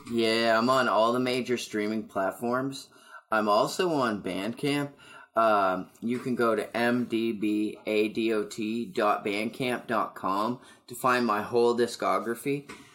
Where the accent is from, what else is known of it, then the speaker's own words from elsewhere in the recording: Amherst, Nova Scotia, Canada; now in Moncton, Canada; I'm opening up for him in my hometown